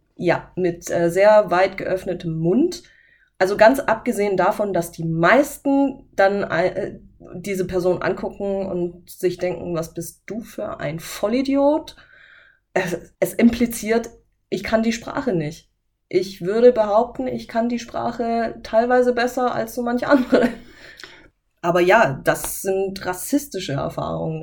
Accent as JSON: {"language": "German", "town": "Böblingen", "region": "Baden-Württemberg", "country": "Germany", "tie": "born or raised there", "said": "Aus Böbling aus dem Kreiskrankenhaus."}